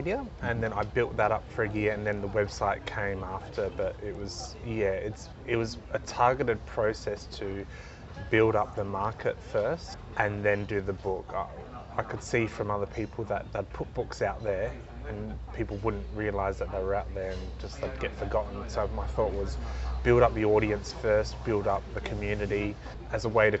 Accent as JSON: {"language": "English", "town": "Adelaide", "region": "South Australia", "country": "Australia", "tie": "born or raised there", "said": "Well, I grew up in Adelaide. So I was born in 83 and 85 was the first Grand Prix."}